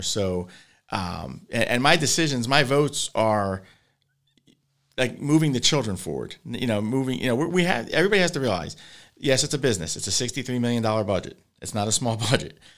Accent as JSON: {"language": "English", "town": "Hammonton", "region": "New Jersey", "country": "United States", "said": "we're from Hamilton, you know, uh, it's a very hunting community"}